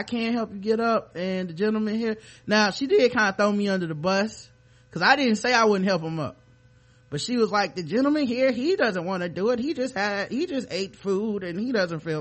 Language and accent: English; Charlotte, North Carolina, United States; born and raised here